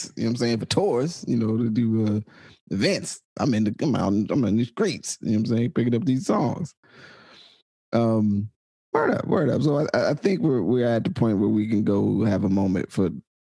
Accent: Arkansas, United States; I am from Arkansas.

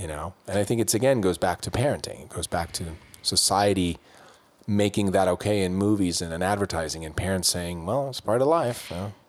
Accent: Switzerland; when I was growing up in Switzerland

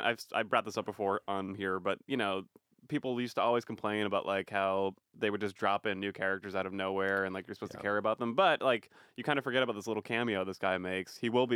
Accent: Boston, Massachusetts, United States; I'm an Irish guy from Boston.

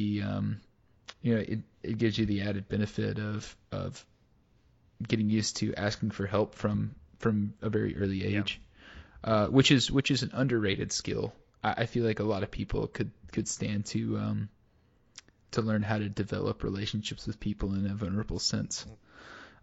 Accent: United States; I grew up in the United States

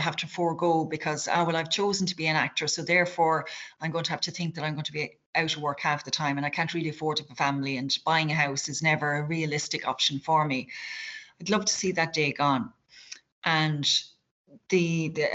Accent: North Kerry, Munster, Ireland; I'm from a small town in North Kerry

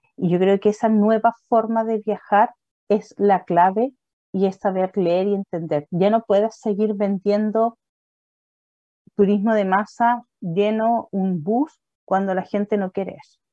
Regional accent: Puerto Varas, Los Lagos, Chile; Y soy de Puerto Vara

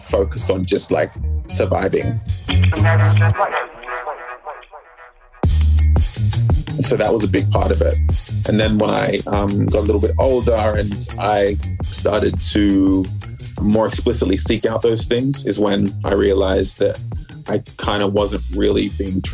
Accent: Sydney, New South Wales, Australia; moved away as an adult; also born or lived in Melbourne, Australia; we quickly moved to Sydney when I was like three, and that was where I grew up for a major portion of my life

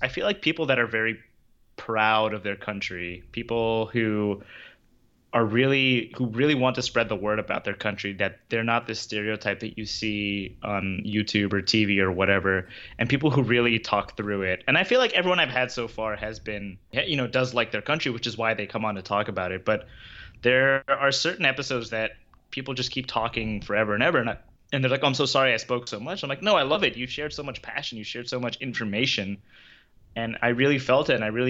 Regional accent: Philadelphia, Pennsylvania, United States; even up the street, basically from where I grew up in Philadelphia

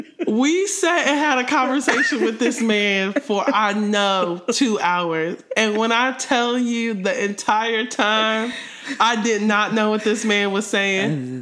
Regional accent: Columbus, Ohio, United States; I'm from straight up Columbus, mumbling mouth, Ohio, and I'm still here.

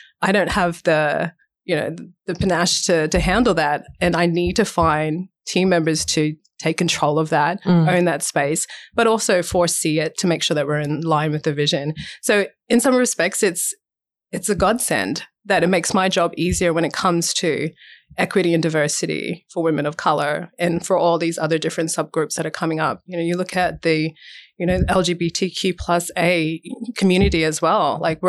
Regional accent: United States; now in Australia; the representation that came with being an African-American woman and seeing those representations growing up in the States. That was awesome to see that, but then also too difficult to try and process that when you come back to Australia

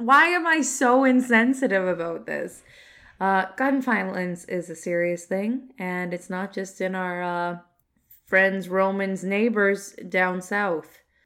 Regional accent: Canada; I'm from Canada

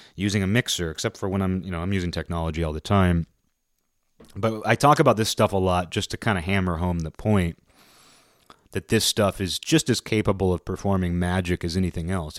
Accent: United States; moved away; I'm an American

